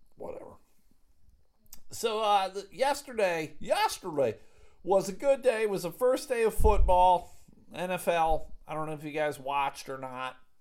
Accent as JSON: {"language": "English", "town": "Buffalo", "region": "New York", "country": "United States", "tie": "born or raised there", "said": "growing up in Buffalo, there was a lot of street hockey to be had"}